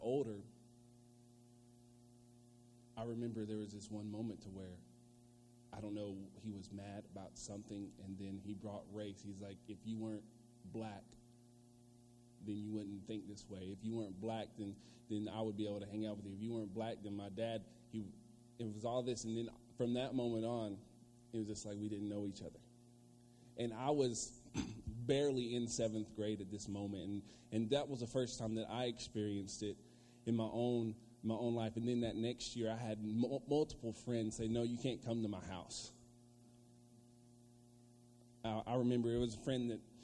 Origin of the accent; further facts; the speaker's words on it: Virginia, United States; I'm from Virginia